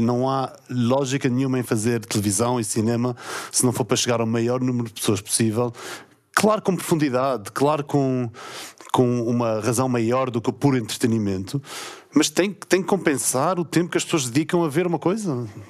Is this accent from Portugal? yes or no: yes; São Miguel, Azores, Portugal; accent: Micaelense; moved away as an adult; also born or lived in mainland Portugal; Eu sou de São Miguel, falei a minha vida toda antes de viver para o continente com pronúncia